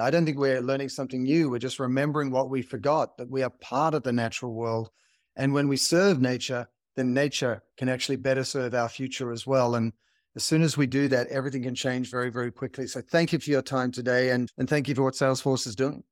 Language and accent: English; Australia; growing up in Australia